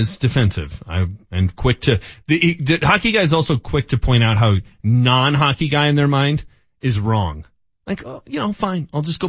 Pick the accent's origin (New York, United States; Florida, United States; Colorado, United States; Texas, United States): Colorado, United States; Northglenn; I'm 17. Mm-hmm. I'm from North Glen High School